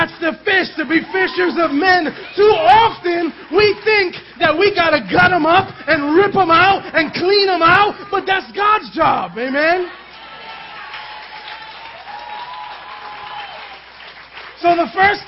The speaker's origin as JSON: {"language": "English", "town": "New York City", "region": "New York", "country": "United States", "tie": "born or raised there", "said": "We lived in Manhattan. We grew up in Manhattan"}